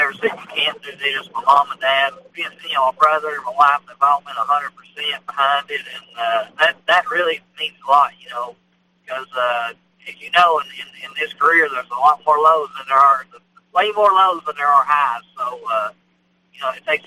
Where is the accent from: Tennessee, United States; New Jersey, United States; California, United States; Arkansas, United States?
Tennessee, United States; Rockwood; I grew up on the Tennessee River in a little town called Rockwood.